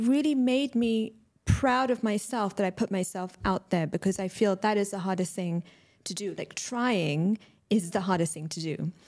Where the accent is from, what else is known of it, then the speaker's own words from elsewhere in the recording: London, United Kingdom; moved away as an adult; now in Dubai, United Arab Emirates; I'm British Pakistani, born and raised in London, recently moved to Dubai last year